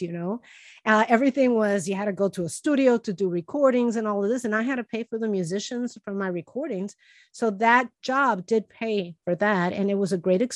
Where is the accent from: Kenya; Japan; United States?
United States; Chicago, Illinois; I grew up poor in Chicago